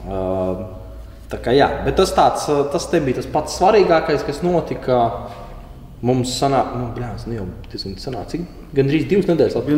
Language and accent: Latvian; Ventspils, Kurzeme, Latvia; es no Ventspils pat esot